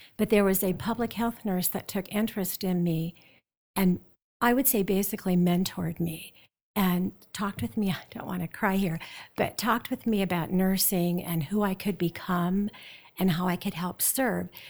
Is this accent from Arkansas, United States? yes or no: no; South Dakota, United States; moved away; I grew up in South Dakota and the Black Hills.